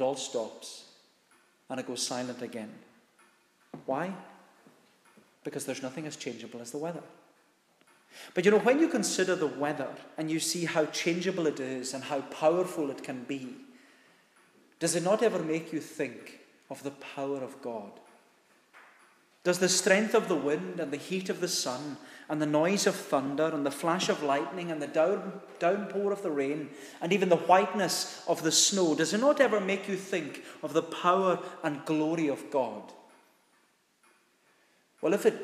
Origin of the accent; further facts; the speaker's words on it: United Kingdom; As British people living in the United Kingdom